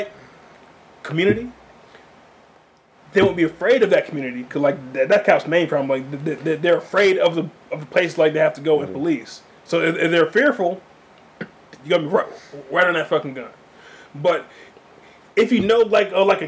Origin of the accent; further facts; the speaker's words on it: Saginaw, Michigan, United States; I'm from Saginaw